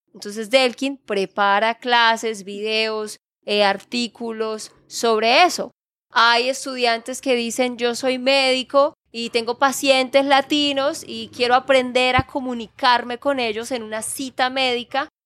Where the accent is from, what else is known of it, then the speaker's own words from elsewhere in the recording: Santander, Colombia; de Santander, Colombia